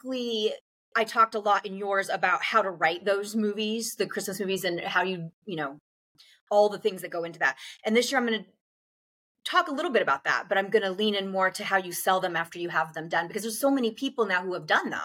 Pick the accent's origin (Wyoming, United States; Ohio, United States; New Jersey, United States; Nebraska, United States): Nebraska, United States; moved away as an adult; I grew up in Nebraska, and at the time that I was growing up, I was a child in the 80s